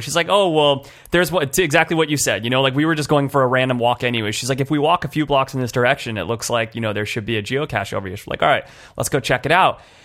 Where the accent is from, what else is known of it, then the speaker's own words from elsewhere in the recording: California, United States; I'm from California